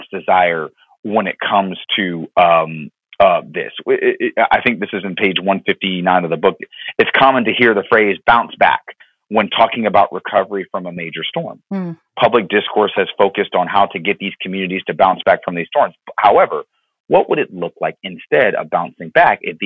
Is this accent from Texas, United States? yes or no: no; Florida, United States; my time growing up in Florida